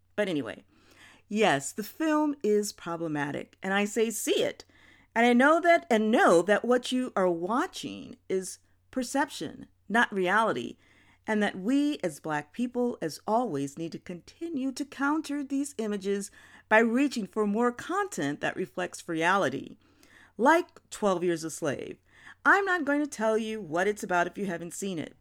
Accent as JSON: {"language": "English", "town": "New Orleans", "region": "Louisiana", "country": "United States", "tie": "born or raised there", "also_born_or_lived": "New York", "said": "as a child growing up in New York, in New Orleans"}